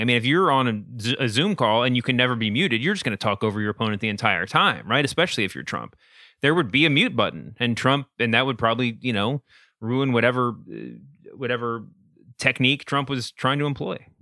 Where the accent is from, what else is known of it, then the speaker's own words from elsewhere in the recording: Louisville, Kentucky, United States; Born and raised in Louisville, Kentucky, and my dad was Mitch McConnell's pastor of record for a long time